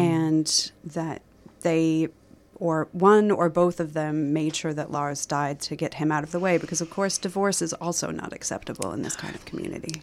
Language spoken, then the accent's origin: English; Minnesota, United States; moved away; I did grow up in a small Minnesota community